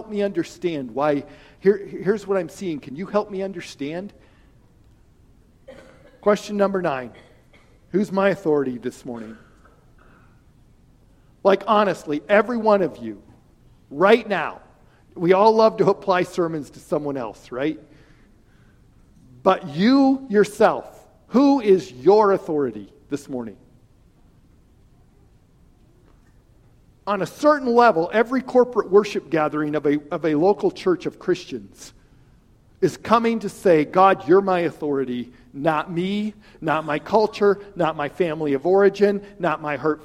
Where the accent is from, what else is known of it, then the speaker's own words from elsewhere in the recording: Wyoming, United States; I'm from an ag area. I'm from Wyoming